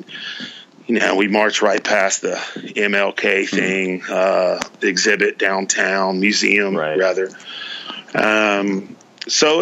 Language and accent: English; Deep East Texas, United States; I was raised in Deep East Texas